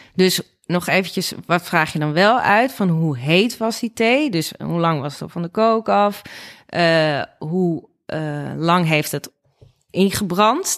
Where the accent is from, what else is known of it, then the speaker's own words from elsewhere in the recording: Nigtevecht, Utrecht, Netherlands; moved away as an adult; also born or lived in Amsterdam; dat is letterlijk hier waar ik ben opgegroeid. Eh, welkom hier. Eh, dat is in Nichtenvecht aan de Vecht